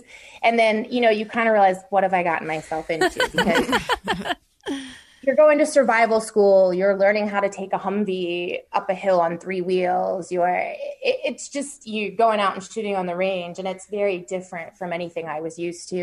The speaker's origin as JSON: {"language": "English", "region": "Maine", "country": "United States", "moved": "as an adult", "said": "I'm originally from Maine"}